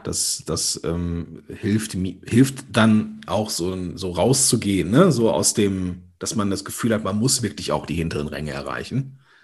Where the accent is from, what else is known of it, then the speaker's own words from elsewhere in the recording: Rhineland, Germany; accent: Ruhrgebiet slang; ich bin ja aus diesem rheinischen Gebiet unterwegs, so manchmal kommt auch das, der Ruhrgebietslang durch.